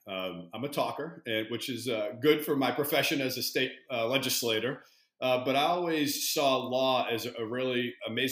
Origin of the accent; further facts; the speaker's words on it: Boston, Massachusetts, United States; I am born and raised in East Boston